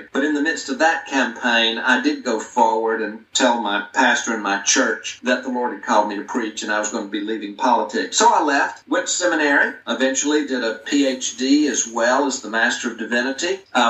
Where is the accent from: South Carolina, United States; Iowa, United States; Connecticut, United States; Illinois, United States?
South Carolina, United States; Greenville; I grew up in Greenville, South Carolina.